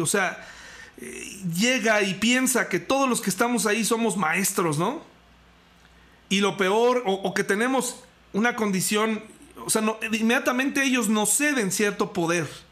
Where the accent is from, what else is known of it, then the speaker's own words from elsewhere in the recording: Mexico; nosotros como mexicanos también vivimos esto a diario